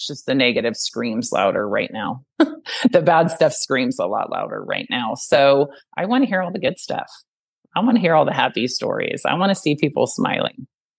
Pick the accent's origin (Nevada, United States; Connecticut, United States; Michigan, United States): Nevada, United States; Reno; I came from Reno. I really wanted to come back here. I'm a mountain girl.